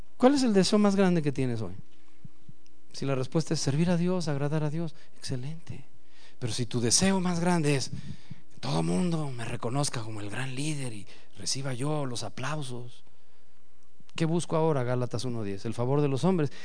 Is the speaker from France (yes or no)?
no; Mexico; como nacos mexicanos no pronunciamos como debe de ser la palabra